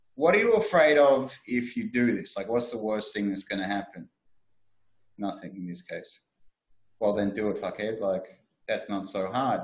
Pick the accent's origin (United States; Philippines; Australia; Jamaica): Australia; Frankston, Victoria; I am from Frankston